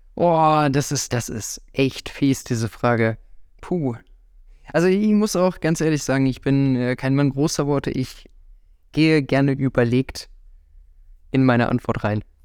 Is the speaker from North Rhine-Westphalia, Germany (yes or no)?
yes; Nettetal, North Rhine-Westphalia, Germany; also born or lived in Viersen area / Krefeld; mit drei Jahren dann hier rüber nach Nettetal, meine komplette Kindheit und Jugend in, hier eben verbracht, Schule und alles